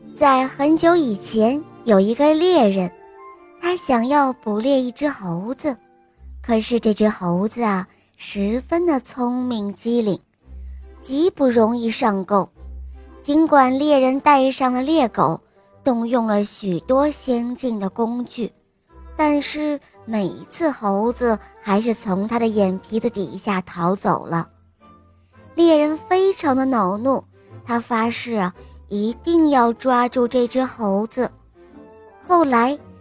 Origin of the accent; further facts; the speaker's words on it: Hohhot, Inner Mongolia, China; 我来自乌合的浩特，是，我今年六岁了